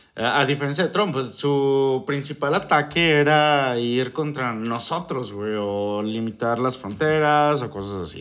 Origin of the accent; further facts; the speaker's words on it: Mexico; nosotros como mexicanos